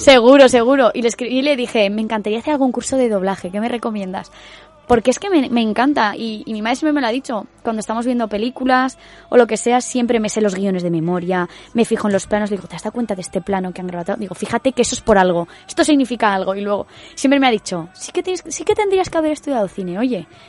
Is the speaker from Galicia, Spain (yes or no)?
no; Valencia, Valencian Community, Spain; desde que empezamos a ser falleras, desde que nacemos o nos criamos en Valencia